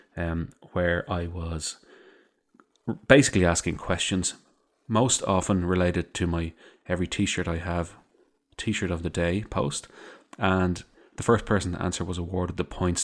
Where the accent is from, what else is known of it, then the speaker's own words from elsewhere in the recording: Ireland; I also say lads 'cause I am Irish